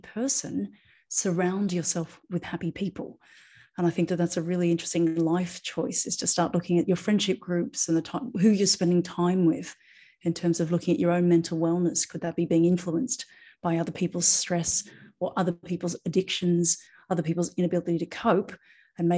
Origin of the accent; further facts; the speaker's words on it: Australia; now in Ibiza, Spain; I'm an Australian acupuncturist now living in Ibiza in Spain